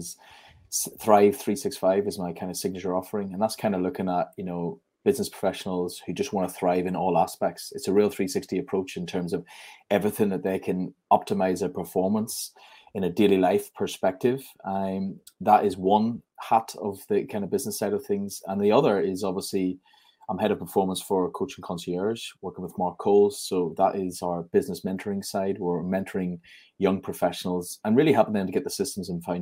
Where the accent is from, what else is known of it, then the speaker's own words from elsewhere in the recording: Armagh, Northern Ireland, United Kingdom; in my hometown, which is Armagh